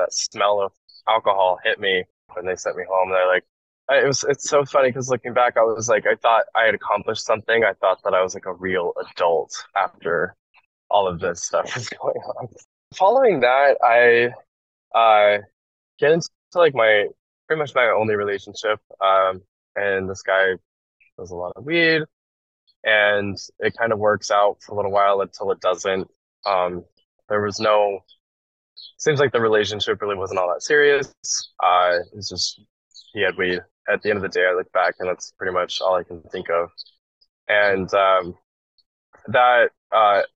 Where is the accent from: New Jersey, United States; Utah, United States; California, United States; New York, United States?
Utah, United States; Salt Lake City; moved away as an adult; now in Philadelphia, United States; I come from Salt Lake City, or I lived in Salt Lake City, Utah before moving to Philadelphia.